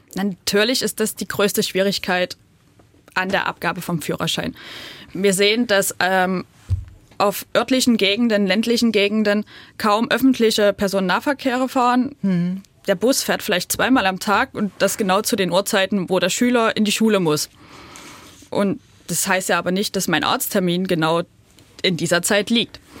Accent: near Pirna, Saxony, Germany; now in Pirna, Germany; ich bin auch auf ein bisschen entfernter als Pirna groß geworden

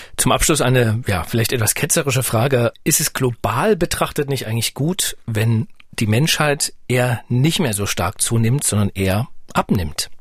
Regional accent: East Germany, Germany; ich bin ja nun ostdeutsch, äh, sozialisiert

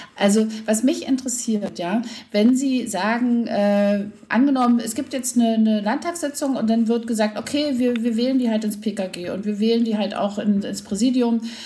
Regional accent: East Germany, Germany; also born or lived in Berlin; wir kommen aus der DDR

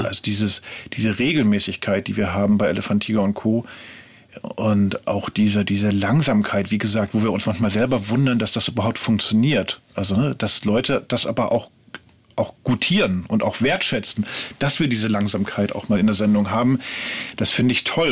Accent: Ruhr area, North Rhine-Westphalia, Germany; now in Berlin, Germany; Ich komme ursprünglich aus dem Ruhrgebiet

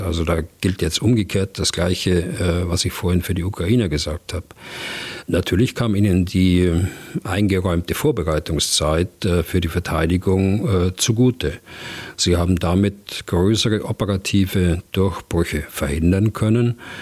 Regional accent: Germany; bei uns in Deutschland

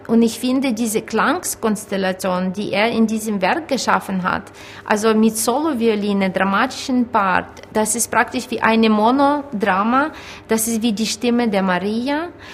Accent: Ukraine; moved away

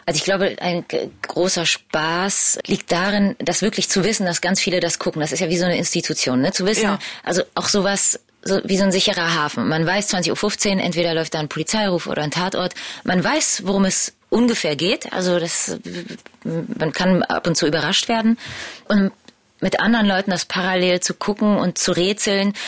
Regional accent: Berlin, Germany; meine ganze Familie kommt aus Polen. Ich bin die erste, die in Berlin geboren wurde

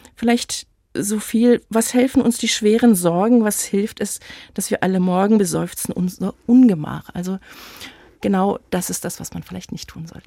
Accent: Leipzig, Saxony, Germany; In Leipzig, das ist meine Heimatstadt. Ich bin nie woanders wohnhaft gewesen

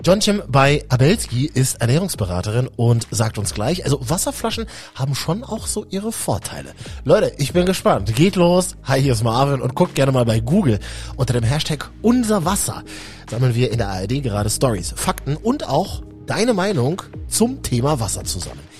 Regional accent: Berlin, Germany; moved away; also born or lived in Central Germany (Leipzig, Halle); Ich bin ja ähm, Berliner Leitungswasserkind

